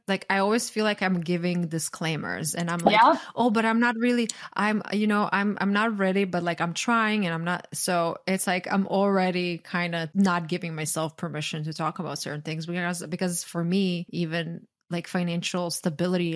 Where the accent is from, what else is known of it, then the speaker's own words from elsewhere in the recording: Croatia; now in United States; growing up in Croatia